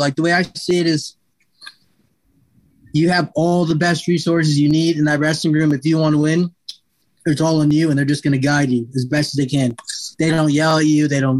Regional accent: Tucson, Arizona, United States; I'm from the hood, you know. Got some gangsters out here, Tucson, Arizona.

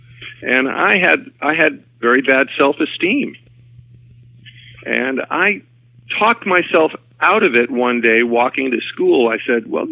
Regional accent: Schenectady, New York, United States; moved away as an adult; also born or lived in Brooklyn, New York; I was born in Brooklyn, New York, and my parents, when I was about 2 years old, moved to upstate New York, to Schenectady, New York, where I grew up and went to school

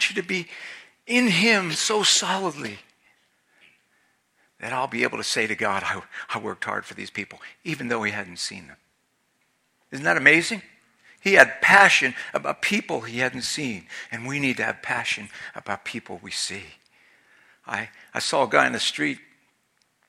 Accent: Philadelphia, Pennsylvania, United States; now in Maine, United States; I'm Italian, I'm from Philadelphia

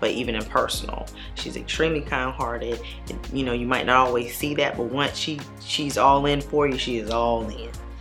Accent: Savannah, Georgia, United States; We're both from Savannah, but she was not in Savannah when I returned back home from law school.

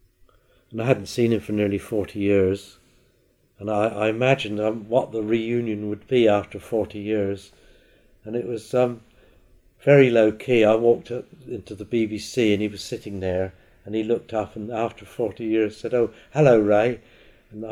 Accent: Isle of Wight, South East England, United Kingdom; I was born on the Isle of Wight and I've never left it.

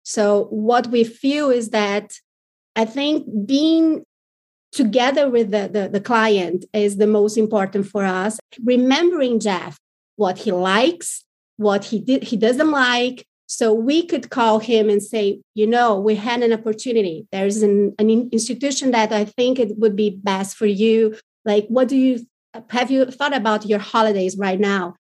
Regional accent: Brazil; we are very different from the American market

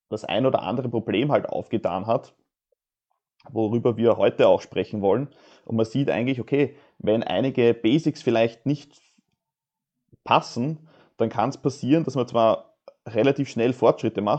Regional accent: Austria

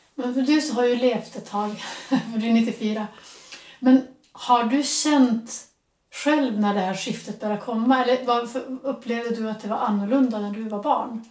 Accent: Västerbotten County, Sweden; han kommer från Västerbotten som är det område där jag är uppvuxen

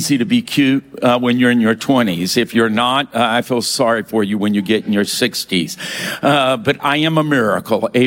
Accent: Louisiana, United States; moved away; also born or lived in Ventura, California; I was raised in Louisiana where they beat their children.

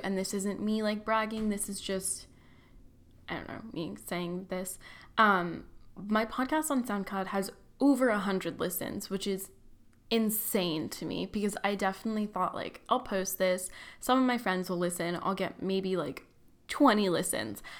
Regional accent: Tustin, California, United States; moved away as an adult; now in San Francisco, United States; I'm from Orange County, born and raised there, Tustin

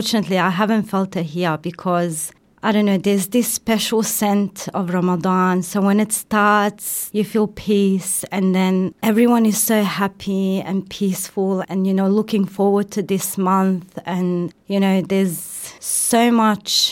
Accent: Sarajevo, Federation of Bosnia and Herzegovina, Bosnia & Herzegovina; moved away; I come from Sarajevo, which is in Bosnia-Herzegovina. It's the capital of Bosnia-Herzegovina

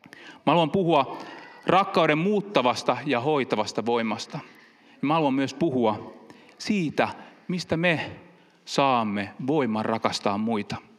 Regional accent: Finland; also born or lived in Helsinki; now in Pori, Finland; Meillä päin, kun mä oon kiihneviltä kotoisin

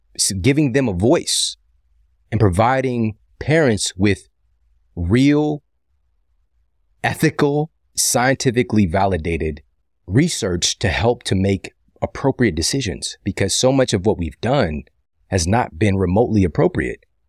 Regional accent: St. Louis, Missouri, United States; my hometown, my home city of Saint Louis

